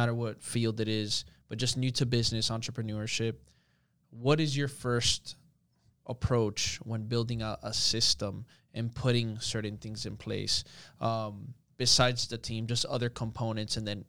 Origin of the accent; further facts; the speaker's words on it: Miami, Florida, United States; I'm a Miami myself. I'm born and raised here